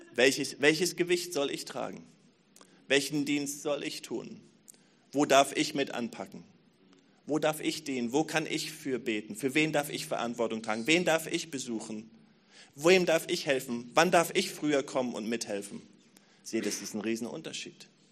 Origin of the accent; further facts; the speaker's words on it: Berlin, Germany; als Berliner